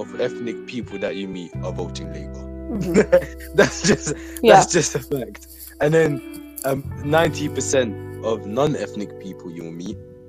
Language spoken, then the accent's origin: English; Handsworth, West Midlands, United Kingdom; And it's like, so because you're from Quinton and I'm from Handsworth, we've ended up like this.